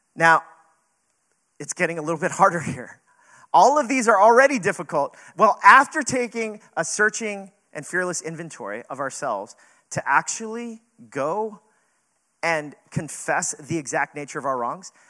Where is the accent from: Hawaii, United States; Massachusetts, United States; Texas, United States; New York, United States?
New York, United States; New York City; we're not from California, we're New Yorkers